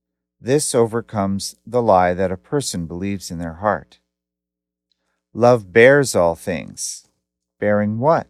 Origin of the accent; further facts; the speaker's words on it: Portland, Oregon, United States; I grew up in Portland, Oregon